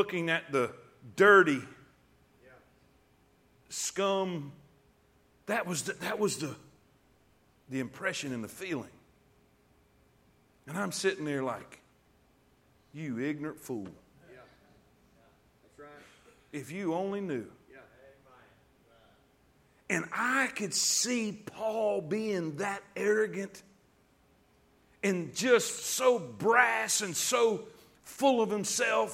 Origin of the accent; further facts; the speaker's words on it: Alabama, United States; I'm a redneck from Alabama